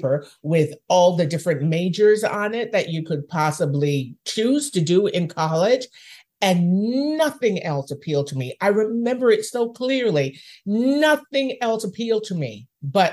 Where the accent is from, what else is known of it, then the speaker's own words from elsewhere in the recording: Jamaica; now in Canada; I was raised in Jamaica